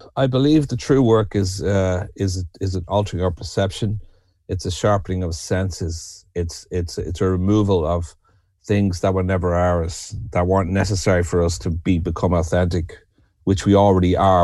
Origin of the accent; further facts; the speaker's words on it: Dublin, Leinster, Ireland; moved away as an adult; also born or lived in New York; now in the Burren, Ireland; I'm originally from Dublin, and I'm a Celt